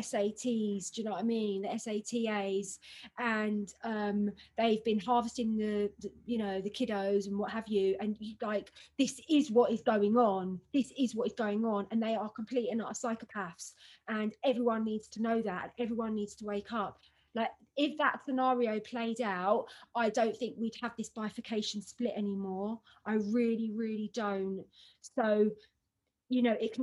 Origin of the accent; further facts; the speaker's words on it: London, United Kingdom; I went to school in Hampstead and I grew up in London